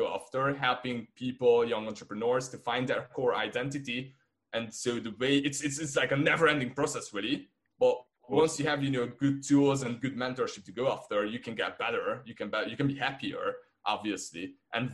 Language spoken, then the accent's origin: English; Hungary; first language Hungarian; English is a second language; I'm from Hungary